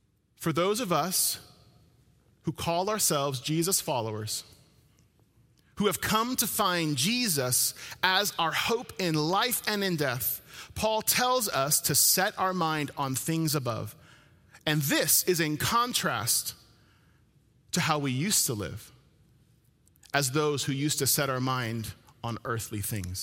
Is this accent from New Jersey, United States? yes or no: yes; New Jersey, United States; moved away; I'm from New Jersey, born and raised